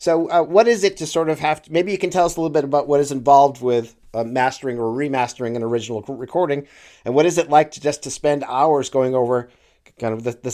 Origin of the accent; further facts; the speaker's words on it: Western Massachusetts, United States; Pete and I grew up in Western Massachusetts